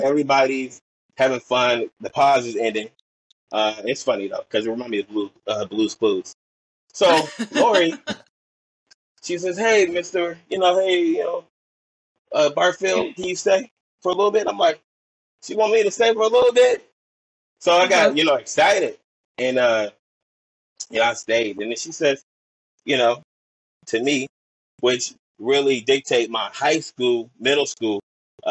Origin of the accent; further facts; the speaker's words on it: Portland, Oregon, United States; I'm from Portland, Oregon, you know, born and raised.